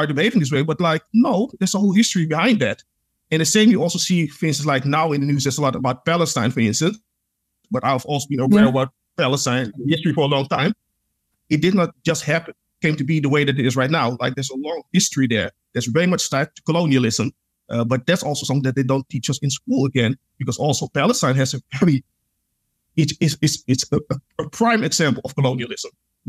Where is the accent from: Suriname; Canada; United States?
Suriname; Because like, even though like I'm from Suriname, but like I said, I'm Pan-African, I know the history.